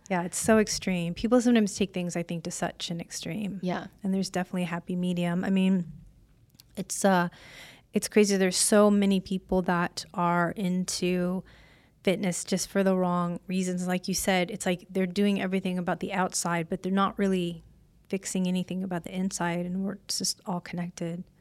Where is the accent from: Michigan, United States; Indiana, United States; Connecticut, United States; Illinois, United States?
Illinois, United States; now in Las Vegas, United States; I'm from Illinois.